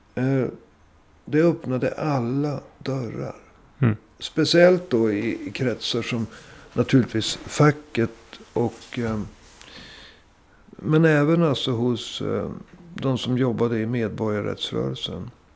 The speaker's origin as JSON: {"language": "Swedish", "country": "Sweden", "said": "vi, vi kom från Sverige"}